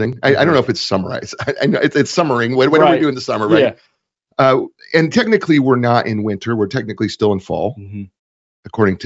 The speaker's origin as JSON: {"language": "English", "region": "Nebraska", "country": "United States", "moved": "yes", "lives_now": "Raleigh, United States", "said": "temperatures this morning were 31, which is really cold for us here in Raleigh. But I checked back home in Nebraska"}